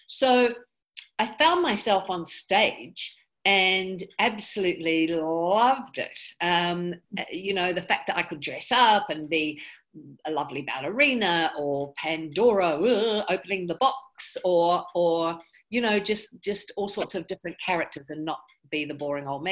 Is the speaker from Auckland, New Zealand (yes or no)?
yes; Auckland, New Zealand; moved away; I grew up in Auckland, New Zealand. We came over to New Zealand when I was 5